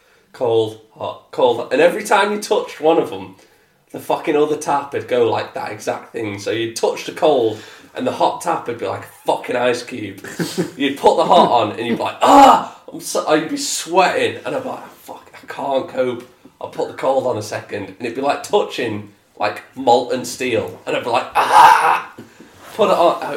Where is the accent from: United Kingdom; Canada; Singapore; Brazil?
United Kingdom; we're British.